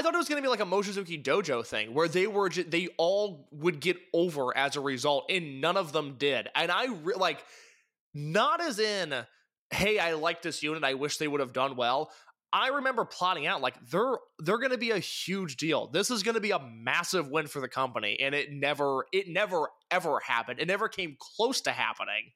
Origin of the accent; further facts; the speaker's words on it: Midwest, United States; I'm from the Midwest.